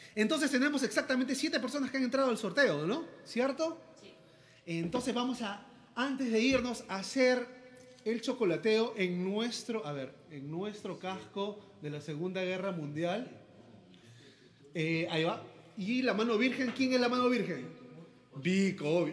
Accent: Peru; Somos músicos peruanos acá en Perú

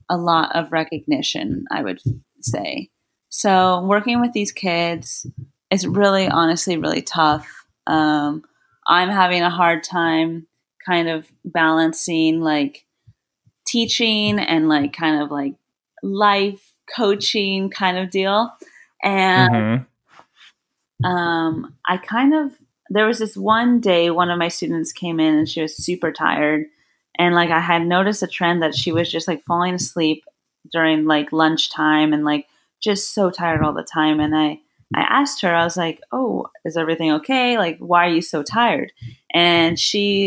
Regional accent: Orange County, California, United States; moved away; also born or lived in Blacksburg, Virginia; growing up in Orange County, California, I was very privileged

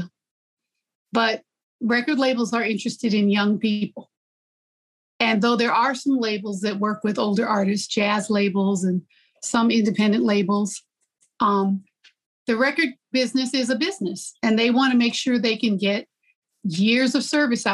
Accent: Gary, Indiana, United States; I was growing up in Gary

